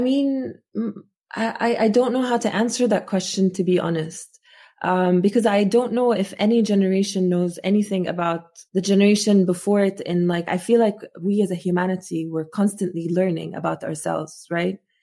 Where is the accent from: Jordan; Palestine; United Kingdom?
Jordan; Amman, Amman Governorate; first language Arabic; English is a second language; moved away as an adult; also born or lived in Muscat, Oman; now in United States; when I grew up in Jordan